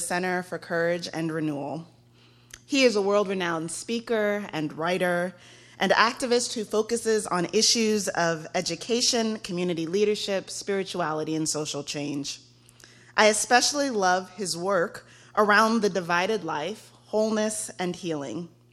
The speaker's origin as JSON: {"language": "English", "region": "Texas", "country": "United States", "said": "I am from Texas"}